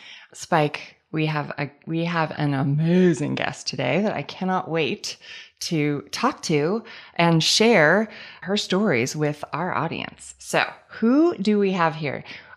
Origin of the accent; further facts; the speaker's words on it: San Francisco, California, United States; I'm from San Francisco.